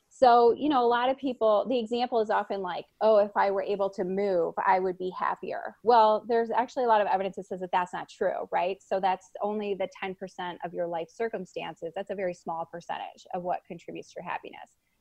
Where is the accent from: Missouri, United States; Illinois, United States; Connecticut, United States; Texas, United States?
Illinois, United States; Chicago; moved away as an adult; I'm from Chicago